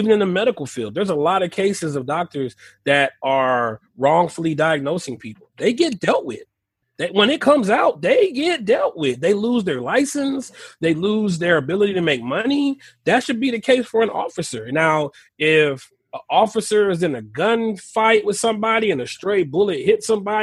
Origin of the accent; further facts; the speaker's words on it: Texas, United States; I'm from Texas.